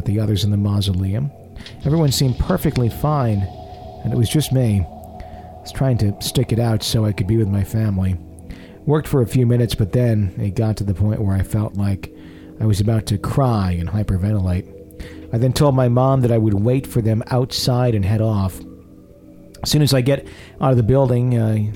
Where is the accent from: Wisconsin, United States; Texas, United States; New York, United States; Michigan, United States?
Wisconsin, United States; am I always a Wisconsinite